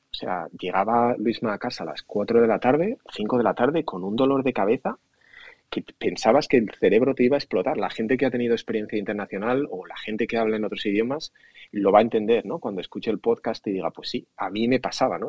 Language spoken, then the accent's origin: Spanish; Asturias, Spain; moved away as an adult; also born or lived in Madrid; now in United States; nací en Asturias